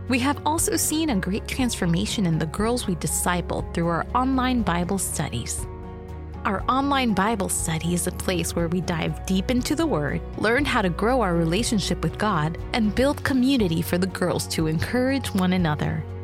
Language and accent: English; South Korea; … from South Korea.